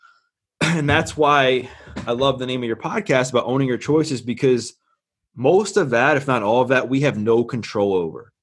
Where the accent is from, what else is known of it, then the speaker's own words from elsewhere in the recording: Baltimore, Maryland, United States; I'm born and raised in Baltimore, Maryland